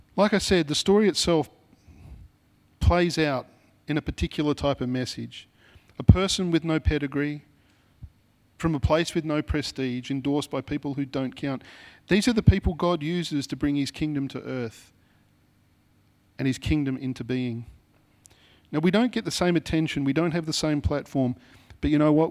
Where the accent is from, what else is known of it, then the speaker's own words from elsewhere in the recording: Sydney, New South Wales, Australia; I'm from Mount Druitt